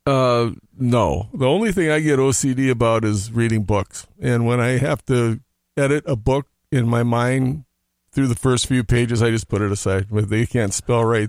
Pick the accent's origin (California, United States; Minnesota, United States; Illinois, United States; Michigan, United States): Minnesota, United States; Hopkins; also born or lived in Oklahoma; my folks moved back to Minnesota where right after I was born. I was raised in Hopkins